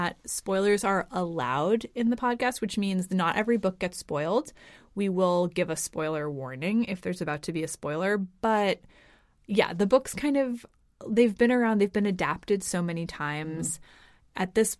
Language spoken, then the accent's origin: English; United States; moved away as an adult; now in Copenhagen, Denmark; We are both American.